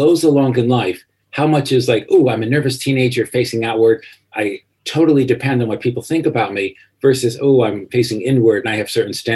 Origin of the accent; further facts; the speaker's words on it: American Midwest, United States; moved away as an adult; also born or lived in Paris, France; I grew up in the American Midwest